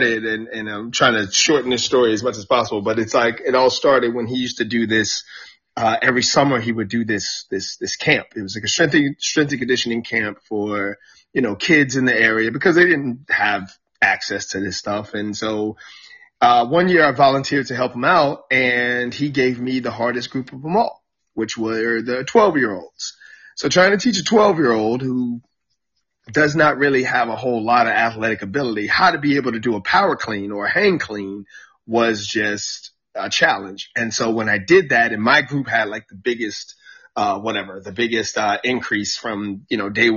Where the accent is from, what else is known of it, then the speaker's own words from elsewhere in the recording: Suffolk, Virginia, United States; now in Washington, D.C. area, United States; I grew up in a little small city down by Virginia Beach called Suffolk, Virginia